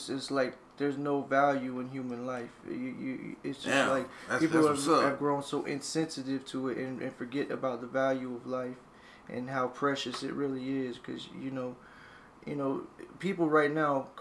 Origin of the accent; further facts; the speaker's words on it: the South, United States; we're from the South